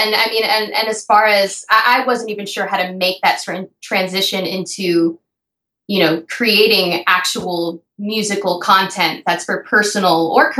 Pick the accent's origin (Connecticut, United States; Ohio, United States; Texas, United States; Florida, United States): Florida, United States; also born or lived in New York; I spend most of my life in New York. I'm from Florida, but I never drove.